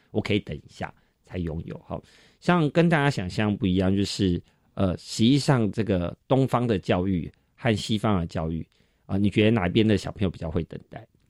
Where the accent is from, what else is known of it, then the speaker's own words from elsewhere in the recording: Taiwan; 我们台湾人就是特爱排队嘛